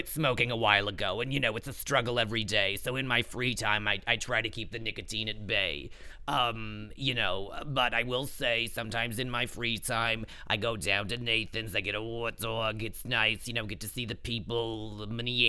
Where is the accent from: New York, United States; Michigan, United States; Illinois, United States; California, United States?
New York, United States; Long Island; accent: New York; as if they couldn't tell by my lovely New York accent. I'm from Long Island originally, but I live in the city.